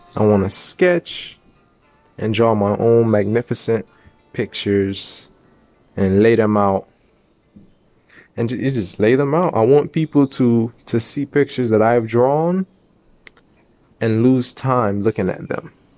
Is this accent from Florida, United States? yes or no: yes; North Miami, Florida, United States; my hometown and city, Miami